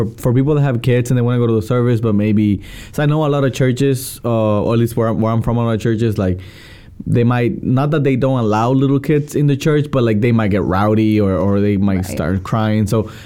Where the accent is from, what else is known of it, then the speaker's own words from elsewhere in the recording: El Salvador; moved away; I'm from El Salvador, so back home, the old church that I used to go